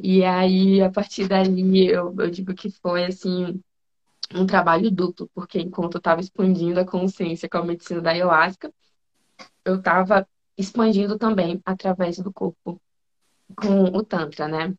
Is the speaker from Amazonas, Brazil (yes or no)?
yes; Manaus, Amazonas, Brazil; moved away as an adult; now in Brasília, Brazil; Eu sou manauara, sou de Manaus, lá daquela terra calorosa, e vim para cá